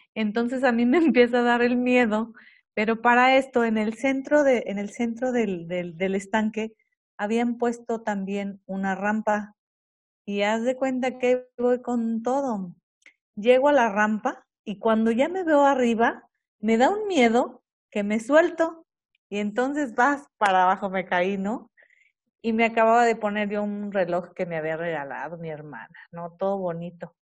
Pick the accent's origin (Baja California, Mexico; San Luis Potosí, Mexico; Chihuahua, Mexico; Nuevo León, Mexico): San Luis Potosí, Mexico; Matehuala; yo soy de Matehuala